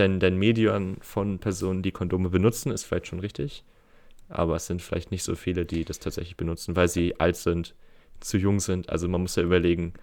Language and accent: German; Geesthacht, Schleswig-Holstein, Germany; bei uns in Gestacht